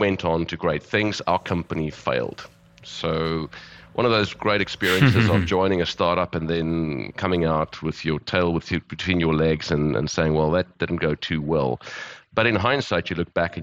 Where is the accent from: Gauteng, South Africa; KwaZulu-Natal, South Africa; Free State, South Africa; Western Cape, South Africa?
Gauteng, South Africa; Johannesburg; moved away as an adult; also born or lived in Cape Town; I'm South African, born and bred. I've lived in various parts of the world. Grew up in Johannesburg